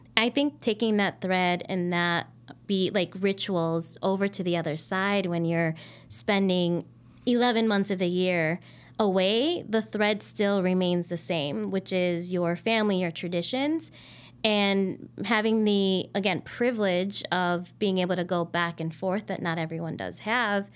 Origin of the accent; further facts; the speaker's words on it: Chicago, Illinois, United States; I'm 100% Chicagoan and I identify with my identidad as Mexicana, Latina, um, hija de migrantes